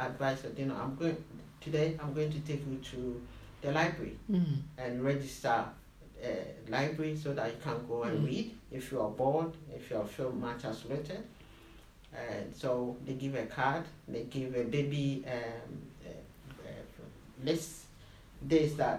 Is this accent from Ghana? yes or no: yes; Ghana; moved away as an adult; now in London, United Kingdom; I'm Ghanaian, come from West Africa